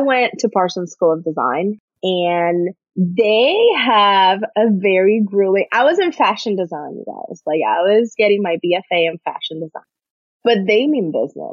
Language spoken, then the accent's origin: English; Puerto Rico; moved away as an adult; also born or lived in New York City; I'm from Puerto Rico, so my parents are 3,000 miles away